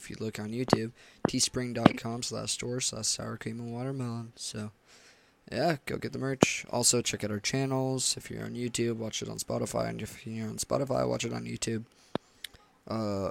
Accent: Washington, United States; We grew up in PA in Washington, and we went to preschool.

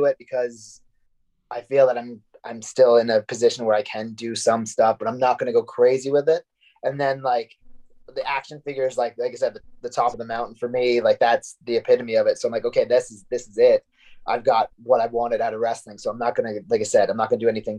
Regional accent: Canada; also born or lived in United States / Florida; now in Manchester, United Kingdom; I usually get a couple of Thanksgivings because I'm Canadian, but I lived in the States

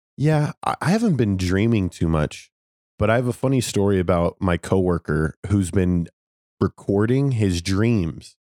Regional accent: Las Vegas, Nevada, United States; I'm from Las Vegas

